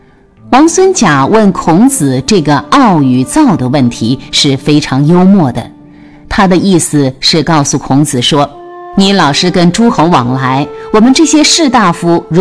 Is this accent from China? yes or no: yes; China; 所以我最后告诉那位外国神父，不是因为我是中国人替中国的宗教辩护